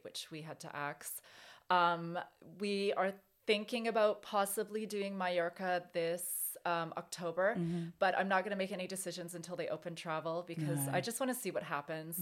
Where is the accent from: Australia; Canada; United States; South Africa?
Canada; Canadian Rockies; moved away as an adult; now in United Kingdom; I grew up in the Canadian Rockies. So I spent a lot of my childhood and teens, early 20s, in mountains